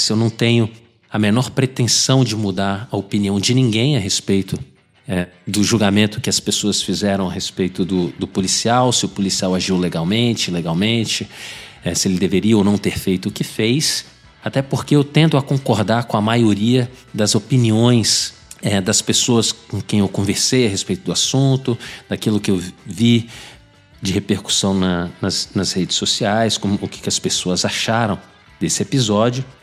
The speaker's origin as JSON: {"language": "Portuguese", "country": "Brazil", "second_language": "Portuguese", "moved": "as an adult", "lives_now": "Ottawa, Canada", "said": "eu sou brasileiro e policial na cidade de Ottawa, capital do nosso glorioso Canadá."}